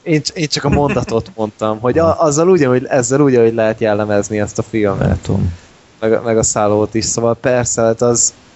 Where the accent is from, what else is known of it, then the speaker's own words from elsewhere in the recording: Hungary; magyarok vagyunk